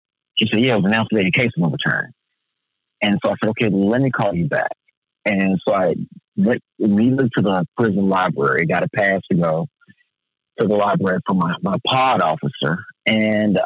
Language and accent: English; United States; I was born in America